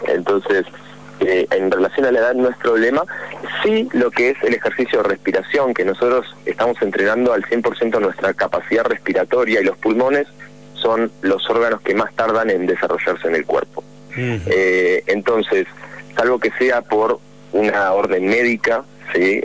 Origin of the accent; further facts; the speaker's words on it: Buenos Aires, Argentina; yo soy de Buenos Aires